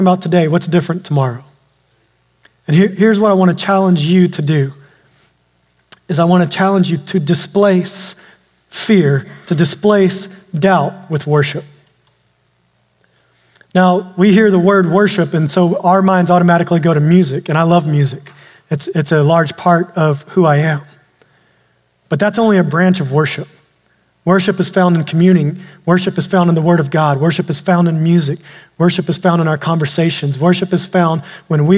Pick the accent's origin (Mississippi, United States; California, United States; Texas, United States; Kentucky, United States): Texas, United States; East; I grew up out in East Texas where we had a lot of snakes